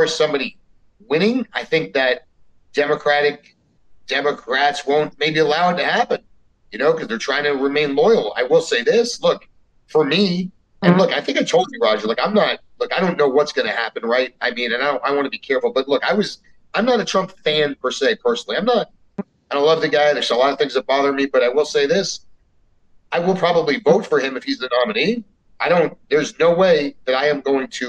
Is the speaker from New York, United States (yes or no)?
no; South Florida, United States; also born or lived in Miami; I grew up in South Florida.